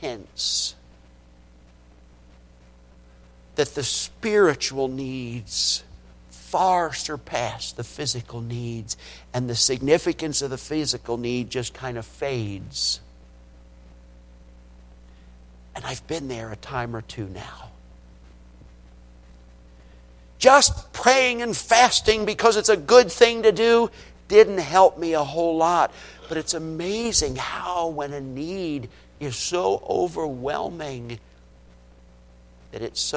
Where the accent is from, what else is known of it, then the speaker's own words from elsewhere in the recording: United States; we American Christians